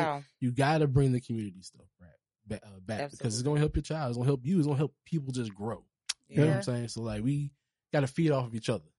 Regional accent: Charleston, South Carolina, United States; Bro, I'm from Charleston. Charleston's country.

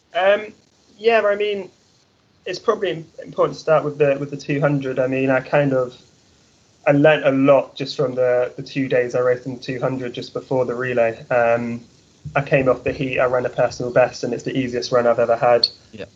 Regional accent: Trowbridge, South West England, United Kingdom; moved away as an adult; now in Texas, United States; I'm actually from Trowbridge

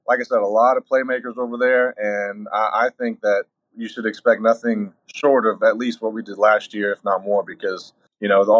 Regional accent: Georgetown, Kentucky, United States; I'm from Georgetown, which is right in their backyard

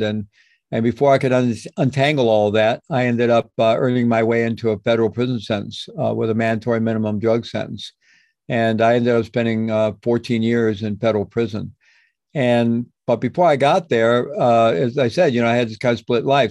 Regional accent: Midwest, United States; I grew up in the Midwest in a good Roman Catholic family

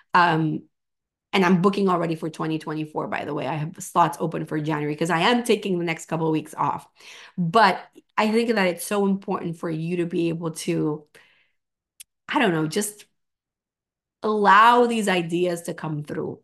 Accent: Venezuela; moved away; I'm from Venezuela.

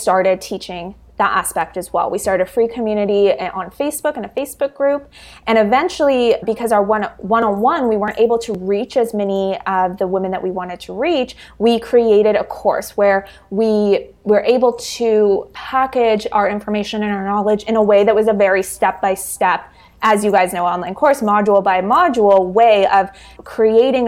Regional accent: Canada; I'm from Canada

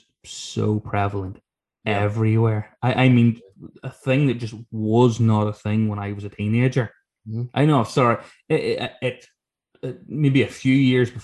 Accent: Ireland

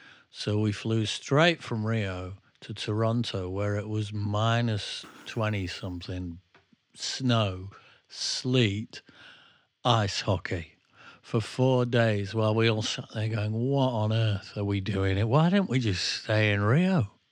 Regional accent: England, United Kingdom; Well, I wouldn't know, mate, because I'm English.

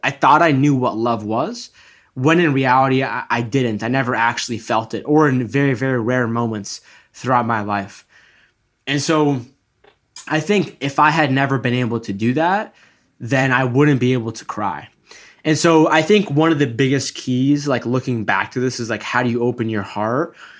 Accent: Egypt; I'm from Egypt.

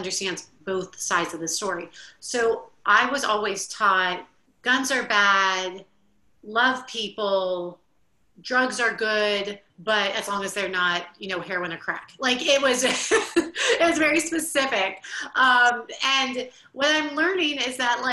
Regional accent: Miami, Florida, United States; moved away as an adult; now in New Orleans, United States; I grew up in Miami, Florida

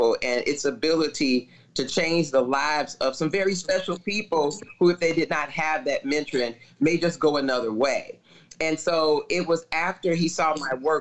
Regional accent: Chicago, Illinois, United States; I'm born and raised in Chicago

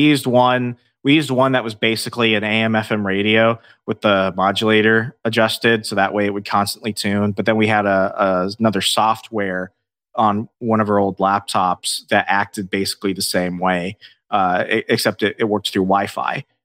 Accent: Northern Virginia, United States; moved away as an adult; also born or lived in Alabama; I grew up in Northern Virginia for, uh, over ten, uh, m, more than ten years, two thousand eight to two thousand twenty-one until I moved

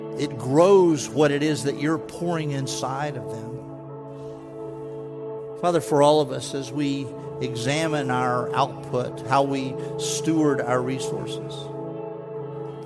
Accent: Texas, United States; moved away; I'm a Texan. I was born there.

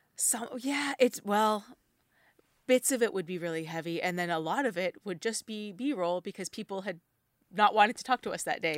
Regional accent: New Brunswick, Canada; moved away; I grew up in New Brunswick

